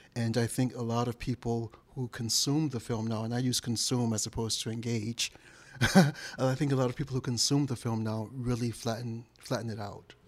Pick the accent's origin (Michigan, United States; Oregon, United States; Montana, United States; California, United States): Michigan, United States; Detroit; moved away; I'm originally from Detroit.